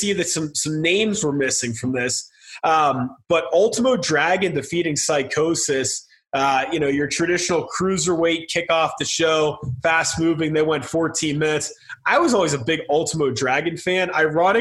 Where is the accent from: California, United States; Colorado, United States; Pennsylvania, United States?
Pennsylvania, United States; Pittsburgh; had grown up as a Steeler, which is my hometown team